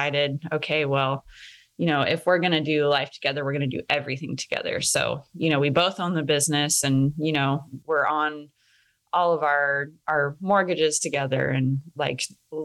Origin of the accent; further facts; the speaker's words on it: North Idaho, United States; I am from North Idaho and I grew up around guns